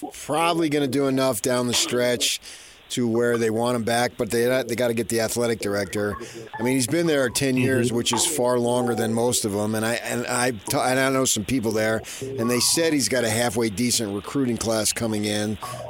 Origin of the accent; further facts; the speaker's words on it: New Jersey, United States; moved away; I grew up in New Jersey myself.